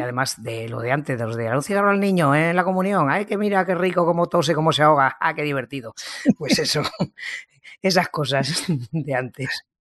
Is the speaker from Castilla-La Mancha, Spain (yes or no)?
no; Ejea de los Caballeros, Aragon, Spain; now in Zaragoza, Spain; Yo soy de un pueblo, Ejea de los Caballeros, que está a unos 60 kilómetros, pero bueno, me nacieron aquí en Zaragoza y luego estuve en mi pueblo hasta los 20 añitos